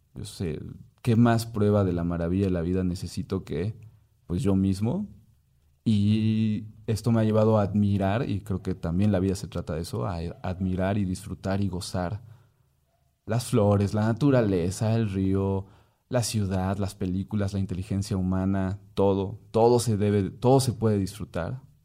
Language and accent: Spanish; Mexico; soy un mestizo mexicano